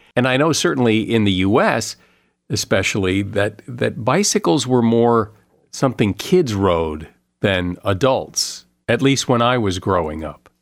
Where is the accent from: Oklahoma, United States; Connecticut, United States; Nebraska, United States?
Connecticut, United States; I grew up in the Northeast, in Connecticut mostly